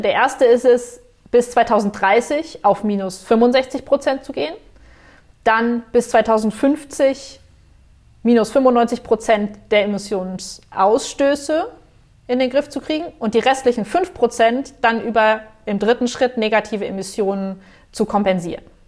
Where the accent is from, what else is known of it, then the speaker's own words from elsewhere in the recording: Germany; als Deutsche